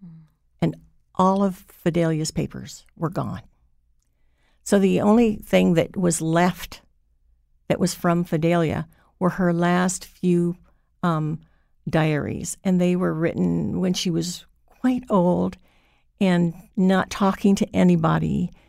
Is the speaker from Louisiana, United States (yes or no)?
no; Hawaii, United States; Because I wasn't raised in Mohegan. I was raised in Hawaii. My mother was Mohegan. My father was Hawaiian.